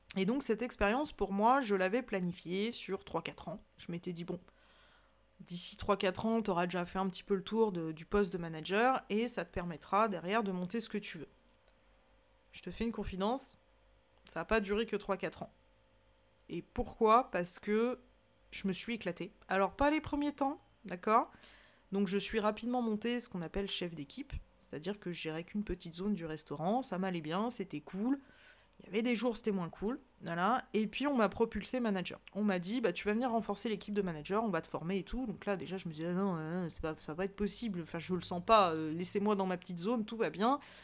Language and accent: French; Savoy, Auvergne-Rhône-Alpes, France; je suis savoyarde de corps et d'esprit, comme j'aime si bien le dire, j'ai la chance de vivre dans une magnifique région